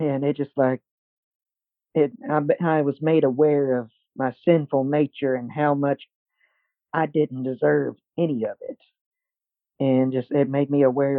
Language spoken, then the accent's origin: English; Athens, Tennessee, United States; I'm born and raised in Athens, Tennessee.